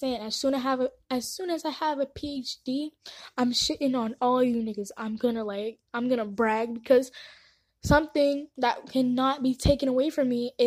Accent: San Antonio, Texas, United States; born or raised there; also born or lived in Nairobi, Kenya

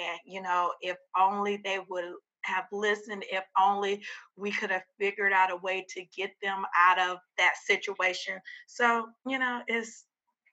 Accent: Louisiana, United States; now in Texas, United States; I'm from Louisiana, I know how it is to grow up in Louisiana and our education system.

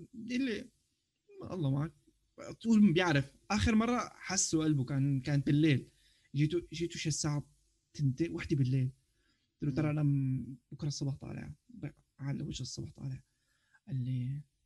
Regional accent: Syria; now in Turkey; نحن سوريين

